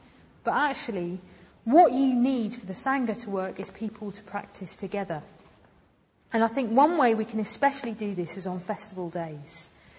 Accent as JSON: {"language": "English", "town": "Sheffield", "region": "Yorkshire and the Humber", "country": "United Kingdom", "said": "how are you? You know, I'm from Sheffield"}